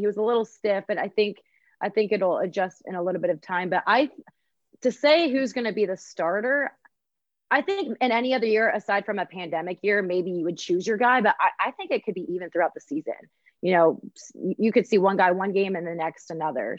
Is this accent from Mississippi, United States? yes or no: no; Columbus, Ohio, United States; I grew up in Columbus